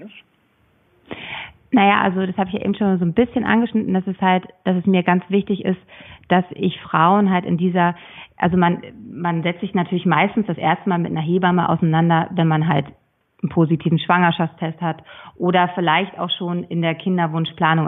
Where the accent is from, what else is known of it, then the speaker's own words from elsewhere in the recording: Schleswig-Holstein, Germany; Ich komme aus Schleswig-Holstein